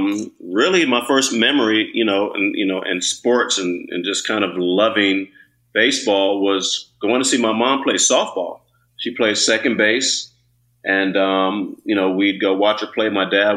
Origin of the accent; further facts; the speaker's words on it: Alameda, California, United States; Then I grew up in Alameda, where, you know, and then back, you know, when I was growing up, you played all three sports.